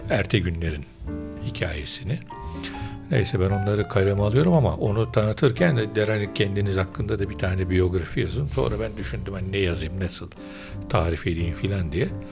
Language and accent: Turkish; Istanbul, Turkey; Ben Üsküdarlıyım esasen